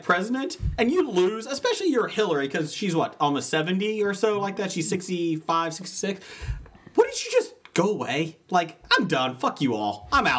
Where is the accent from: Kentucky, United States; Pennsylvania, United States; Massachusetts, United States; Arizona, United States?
Kentucky, United States; accent: southern; I'm from Kentucky.